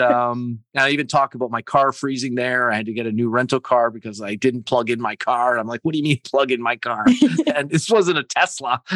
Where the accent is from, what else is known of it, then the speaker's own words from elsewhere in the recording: Canada; being Canadian